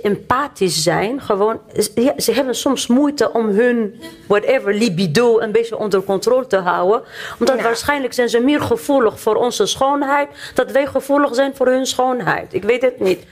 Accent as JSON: {"language": "Dutch", "country": "Tunisia", "moved": "yes", "lives_now": "Netherlands", "said": "ik kom uit Tunesië, uit Noord-Afrika. Ik ben opgegroeid in islamitische cultuur."}